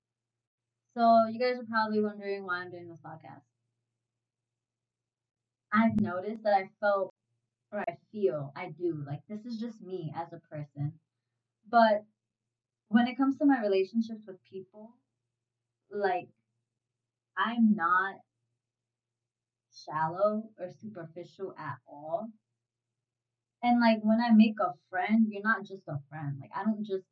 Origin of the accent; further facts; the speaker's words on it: New York City, New York, United States; born and raised in New York City, more specifically the Bronx